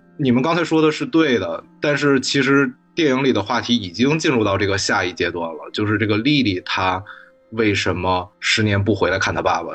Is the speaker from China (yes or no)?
yes; Northeast China, China; moved away; also born or lived in Beijing; 我就是在东北小城市长大之后，后来又去的北京，再北京又读书啊，生活了几年